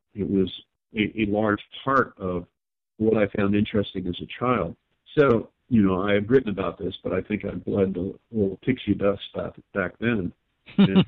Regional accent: Long Beach, California, United States; I grew up in Long Beach area

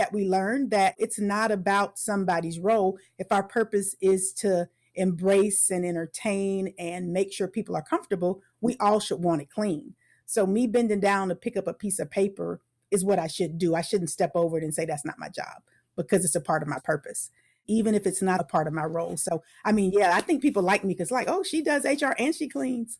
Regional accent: Tampa, Florida, United States; also born or lived in Orlando, Florida / Atlanta, Georgia / Macon, Georgia; I was born in Tampa, Florida. So, I'm a native Floridian

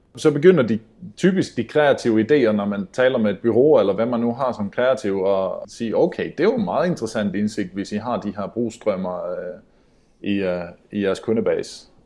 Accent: Sweden; moved away; also born or lived in Denmark; jag är svensk

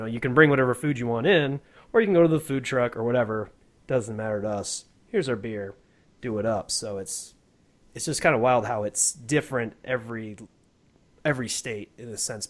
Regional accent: Michigan, United States; now in Colorado, United States; I grew up in Michigan.

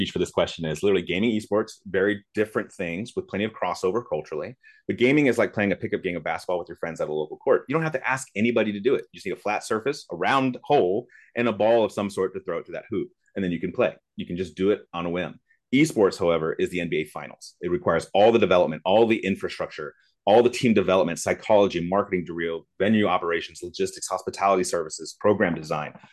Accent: Germany; I grew up in West Germany when the wall was still up and it was actually called West Germany.

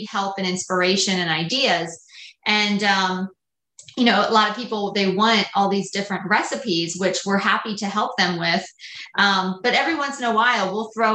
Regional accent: Lancaster County, Pennsylvania, United States; I grew up in Lancaster County, so everything was very simple

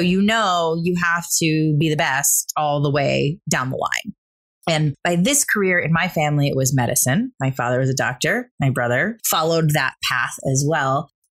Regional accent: Caseville, Michigan, United States; also born or lived in Saginaw, Michigan; I grew up in a small town in Michigan

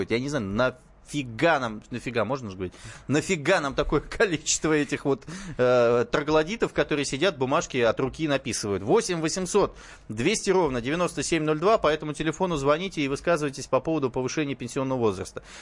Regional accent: Moscow, Russia; вот я тоже москвич

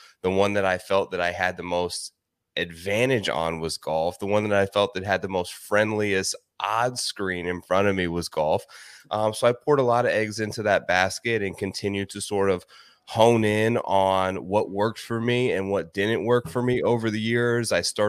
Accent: Ohio, United States; Yeah, sure. So I'm originally from Ohio, actually.

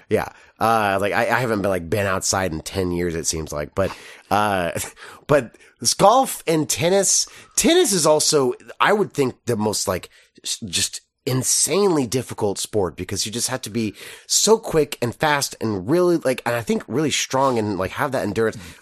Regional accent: Texas, United States; grown as a Texan

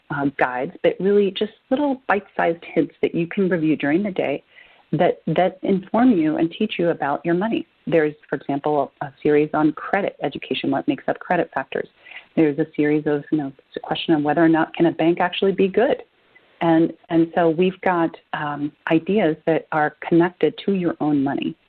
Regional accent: Argentina; now in United States; I'm an immigrant. I'm originally from Argentina

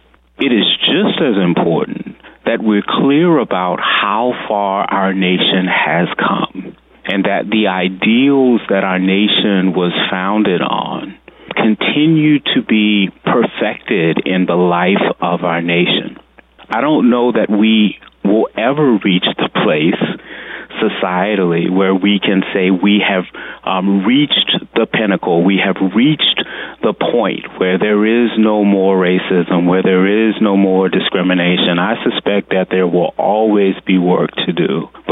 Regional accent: United States; as an American

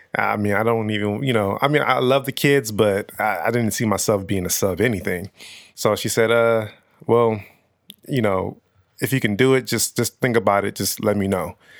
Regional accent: Nigeria; also born or lived in Los Angeles, California; me being Nigerian

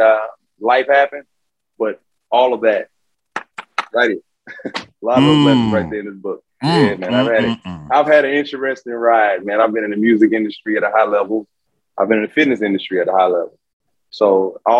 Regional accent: Houston, Texas, United States; I'm from Houston, Texas, born and raised

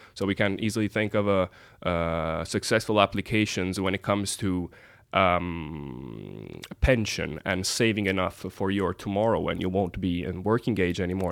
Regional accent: Italy; also born or lived in United States; now in Norway; my home country, and uh, used to grow up in the United States

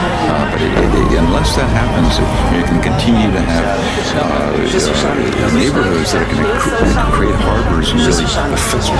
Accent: United States; moved away as an adult; now in Paris, France; My sense as an American living in Paris for the last eight or nine years

